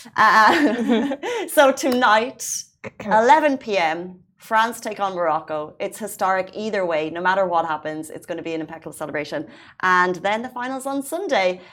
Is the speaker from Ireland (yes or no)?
yes; Ireland; now in United Arab Emirates; an Irish citizen who came to the UAE without a driving license